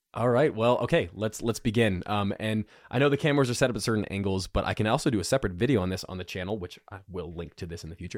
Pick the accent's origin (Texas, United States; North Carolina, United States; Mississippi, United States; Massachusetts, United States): North Carolina, United States; I'm from North Carolina. We talk real good.